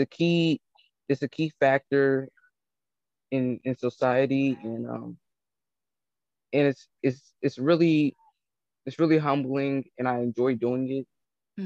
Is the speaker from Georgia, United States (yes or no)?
yes; Atlanta, Georgia, United States; I'm from Atlanta, Georgia.